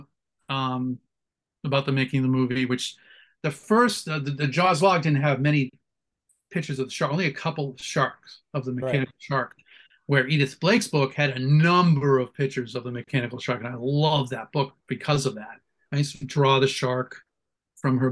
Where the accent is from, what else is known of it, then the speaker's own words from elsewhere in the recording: Boston, Massachusetts, United States; moved away; I'm from Boston originally, so Channel 56 had Creature Double Feature